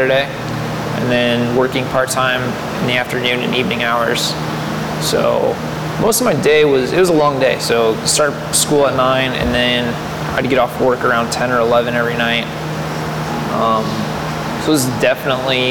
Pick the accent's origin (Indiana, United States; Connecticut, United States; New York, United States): Indiana, United States; Fort Wayne; I was born in Fort Wayne, so born and raised here